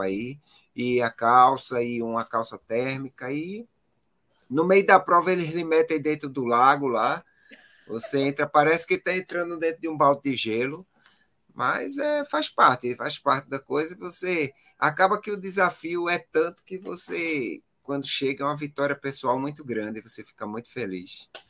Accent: Pernambuco, Brazil; Eu sou nordestino, aqui eu só corro no calor, né? Aí acabo é. indo para um local é totalmente diverso do que eu vivo aqui em Pernambuco

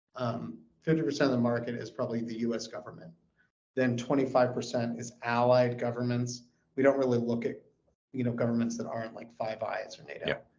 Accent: California, United States; now in Texas, United States; I live in Texas. I'm a resident of Texas. I want to be very clear about that but I was born in California

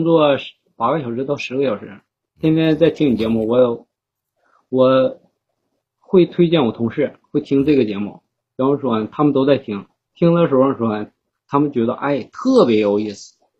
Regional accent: Northeast China, China; 就想跟林哥聊一聊，就是作为咱们东北人哈，

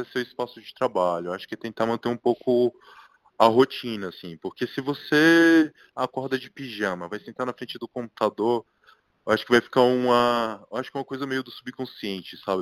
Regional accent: Licínio de Almeida, Bahia, Brazil; moved away as an adult; now in São Paulo, Brazil; eu sou de uma cidade minúscula do interior da Bahia, chamada Licinho de Almeida

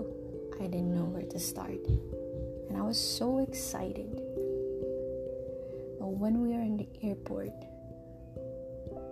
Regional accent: Philippines; moved away; I left my home country, and still my home, I would say, the Philippines

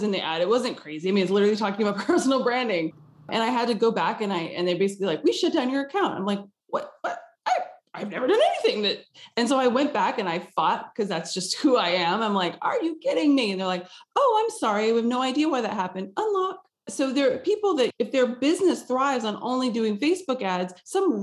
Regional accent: Texas, United States; now in Los Angeles, United States; I grew up in Texas and I live in Los Angeles.

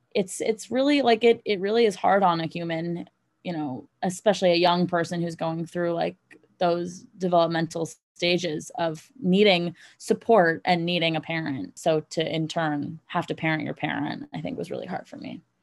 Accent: New York City, New York, United States; moved away as an adult; also born or lived in North Carolina / Los Angeles; I was born and raised in Manhattan

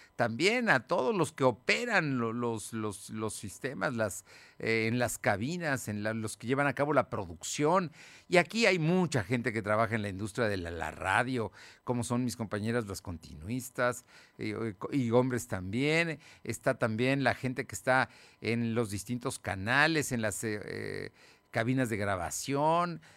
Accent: Mexico; como somos los mexicanos

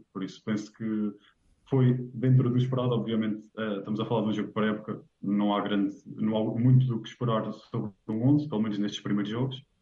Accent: Aveiro, Centro, Portugal; Exatamente, sou de Aveiro. Vivi a minha vida toda aqui em Aveiro uh, trabalho em Aveiro

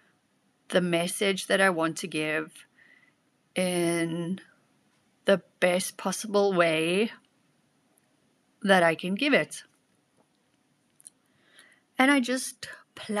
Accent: South Africa; now in Germany; My second language is German and also Afrikaans because I come from South Africa

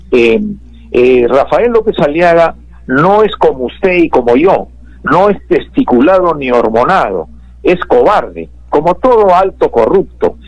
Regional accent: Peru; soy peruano

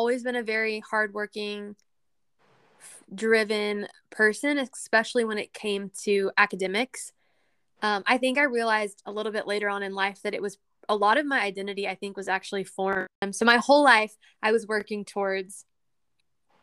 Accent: Texas, United States; my home state of Texas

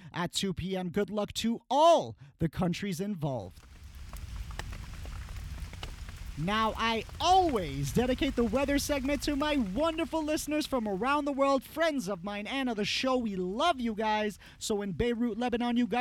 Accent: Iran; moved away; my home country

